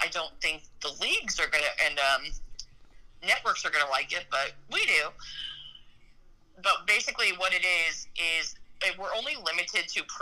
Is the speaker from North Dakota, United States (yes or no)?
yes; North Dakota, United States; born there; So I I was born into a military family in North Dakota, and so half my half my roots are in Minnesot